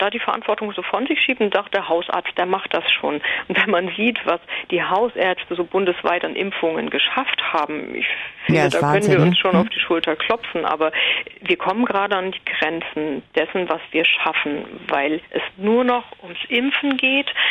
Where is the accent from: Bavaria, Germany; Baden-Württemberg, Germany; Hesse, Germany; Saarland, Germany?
Hesse, Germany; Ähm, ich komme aus Hessen, ähm, im Umkreis von Frankfurt, nordöstlich